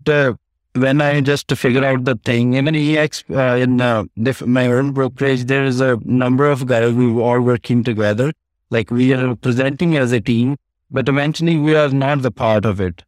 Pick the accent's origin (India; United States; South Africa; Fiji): India; now in Edmonton, Canada; I came from India, my family, my mother and brother died when I was in India